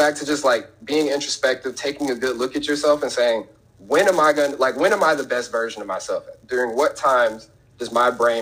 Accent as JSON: {"language": "English", "town": "Chicago", "region": "Illinois", "country": "United States", "tie": "born or raised there", "said": "I was born in Chicago"}